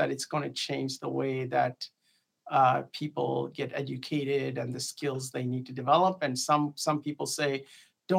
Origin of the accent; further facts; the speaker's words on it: India; moved away as an adult; I grew up overseas. I grew up in India.